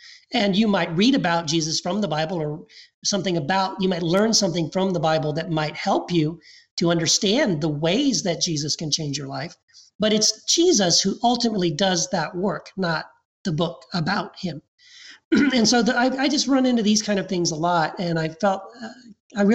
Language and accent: English; Texas, United States; also born or lived in Tennessee / Eagle Pass, Texas; I was born in Tennessee. Then we moved to Texas